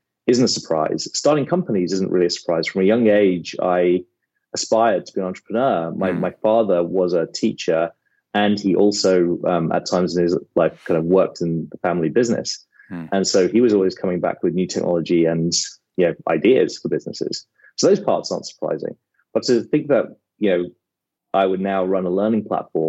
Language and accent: English; Watford, East of England, United Kingdom; moved away; also born or lived in Amersham, Buckinghamshire; I grew up in Watford, which is, northwest London, maybe 30 minutes outside of London